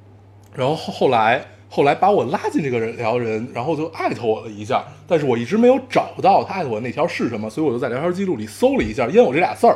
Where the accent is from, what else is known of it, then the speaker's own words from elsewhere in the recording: Beijing, China; 作为一个北京人，其实咱们甜的现在都吃，